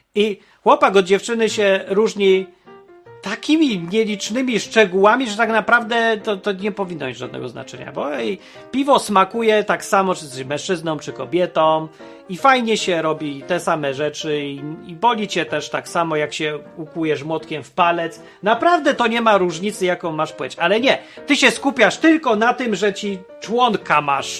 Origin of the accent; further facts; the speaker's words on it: Poland; moved away; also born or lived in Ukraine / Warsaw / the West; się wychowałem w pie, w P R L-u